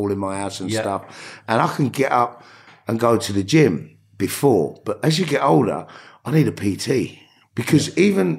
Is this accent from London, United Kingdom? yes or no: yes; London, United Kingdom; growing up in New Cross